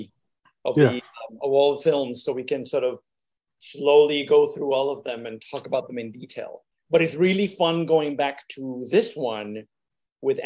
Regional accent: Puerto Rico; I'm from Puerto Rico

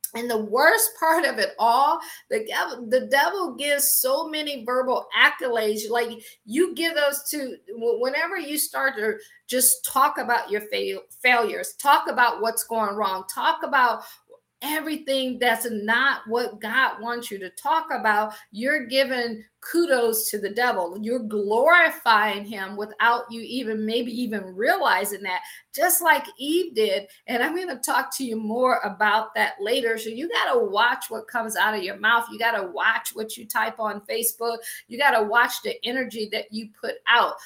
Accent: Akron, Ohio, United States; moved away as an adult; also born or lived in Washington, D.C. / Baltimore / Boston / Pittsburgh; I am from Akron, Ohio. I always joke and say I grew up shy, sheltered in church, basically six days a week

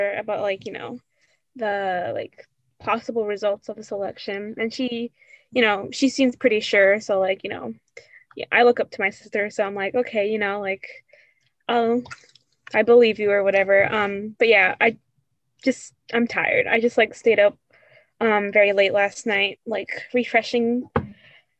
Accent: Suffolk County, Long Island, New York, United States; I come from Long Island. I come more specifically from Suffolk County

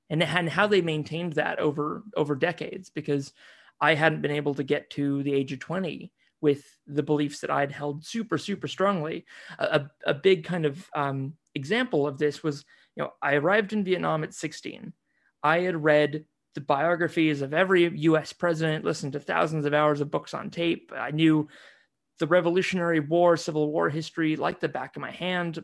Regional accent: United States; growing up in the States, you know, most of the time, seeing myself very much as an American

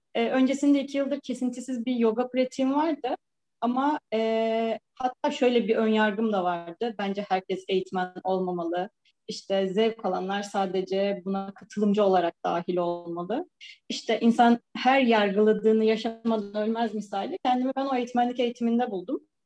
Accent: İzmir, Turkey; moved away as an adult; also born or lived in Samsun; now in Istanbul, Turkey; İzmir'de büyümüş, İstanbul'da yaşayan bir bireyim.

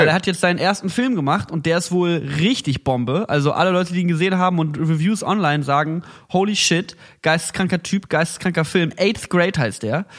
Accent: Cologne, North Rhine-Westphalia, Germany; Bei uns in Köln

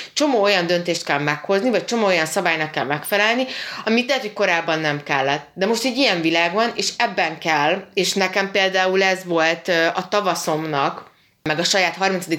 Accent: Hungary

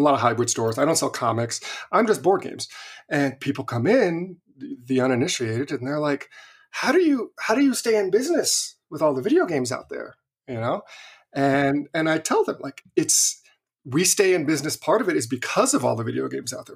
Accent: Visalia, California, United States; moved away; I grew up in Visalia

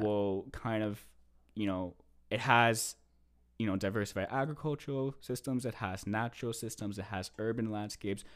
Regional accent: East Coast, United States; now in Canada; I am originally from the States

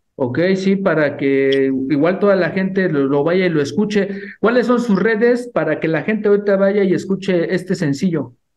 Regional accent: Mexico; como somos mexicanos

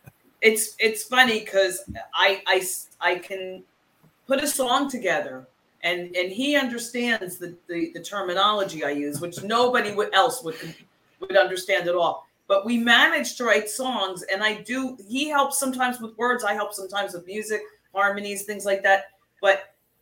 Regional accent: Central New Jersey, United States; also born or lived in New York; I grew up in New Jersey. I'm a New Jersey girl

